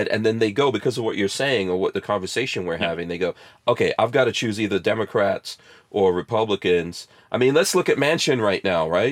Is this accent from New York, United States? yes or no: yes; New York City, New York, United States; also born or lived in Guyana; I grew up in New York City. I grew up in hip-hop here.